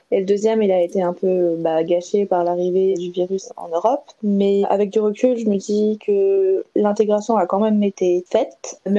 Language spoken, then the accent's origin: French; Colmar, Grand Est, France; du euh, française, j'ai 22 ans, je viens de Colmar